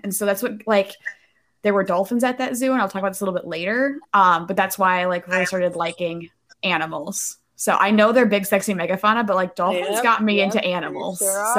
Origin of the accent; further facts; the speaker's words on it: Minnesota, United States; So for those who don't know, I'm from Minnesota.